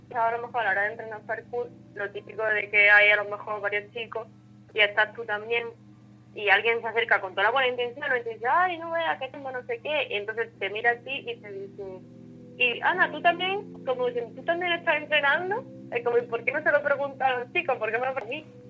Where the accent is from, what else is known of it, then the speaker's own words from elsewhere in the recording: Andalusia, Spain; now in Málaga, Spain; yo soy de un pueblo muy chico de aquí de Málaga